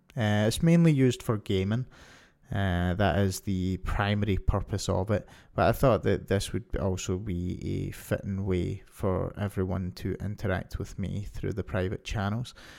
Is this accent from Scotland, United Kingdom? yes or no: yes; Scotland, United Kingdom; moved away as an adult; now in Ontario, Canada; I'm from Scotland, and I've lived here for most of my life until two years ago when I moved to Ontario, Canada